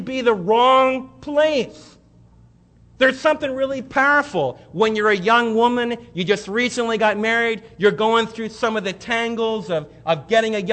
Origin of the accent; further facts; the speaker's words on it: United States; I was raised right near New York City.